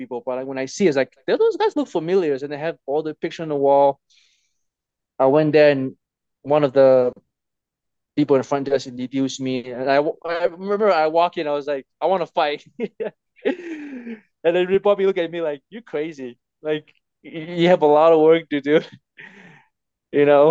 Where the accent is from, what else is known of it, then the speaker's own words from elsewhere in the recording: Tonga; moved away; when I was growing up in Tonga